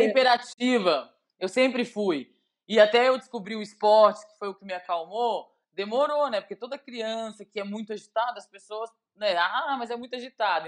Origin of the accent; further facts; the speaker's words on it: Belo Horizonte, Minas Gerais, Brazil; moved away as an adult; now in Lagoa Santa, Brazil; Ó, oh, eu sou mineira raiz, né? Eu sou de Belo Horizonte.